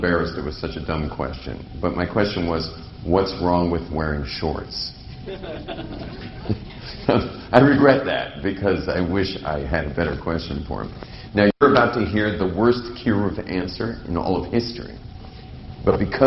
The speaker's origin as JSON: {"language": "English", "region": "California", "country": "United States", "tie": "born or raised there", "moved": "yes", "said": "I come from a world in California. I grew up basically in the Pacific Ocean"}